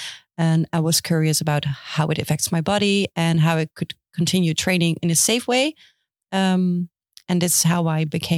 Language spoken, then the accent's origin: English; Houten, Utrecht, Netherlands; I am from Houten